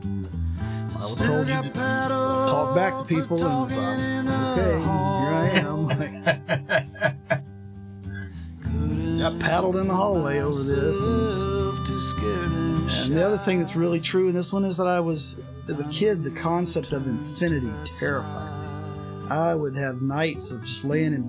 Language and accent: English; Mississippi, United States; where I played Little League growing up in Mississippi